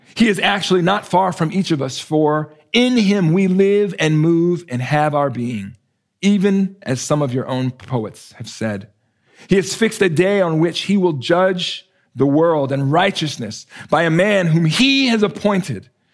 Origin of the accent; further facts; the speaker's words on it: United States; I was born in America, I was raised as an American